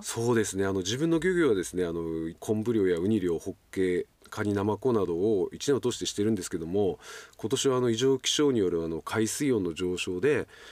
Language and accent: Japanese; Rishiri Island, Hokkaido, Japan; also born or lived in Sapporo; 私は生まれも育ちも利尻島で実家は漁師でした